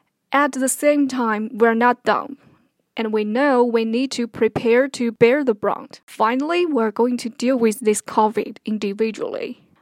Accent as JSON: {"language": "English", "country": "China", "tie": "born or raised there", "moved": "as an adult", "said": "I'm a Malaysian Chinese mainlander, and I've spent the first 30 years of my life in China"}